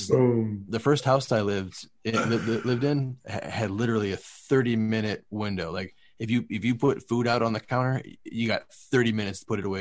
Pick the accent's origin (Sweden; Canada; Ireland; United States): United States; Midwest; now in Southern California, United States; I grew up in the Midwest